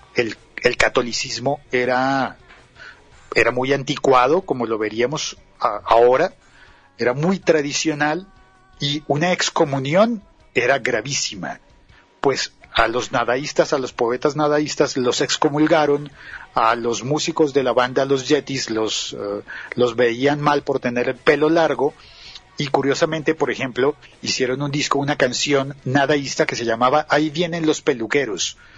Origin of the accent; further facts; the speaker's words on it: Bogotá, Colombia; en las partes más centrales y altas de Colombia, por ejemplo en mi ciudad